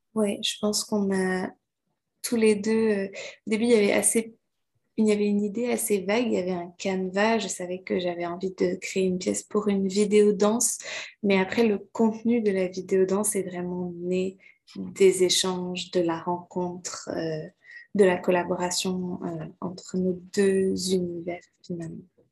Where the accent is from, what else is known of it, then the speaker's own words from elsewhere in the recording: Quebec, Canada; also born or lived in France / Martinique (ancestry); Je suis née en France et j'ai passé la plupart de ma vie au Québec. J'ai vraiment grandi au Québec.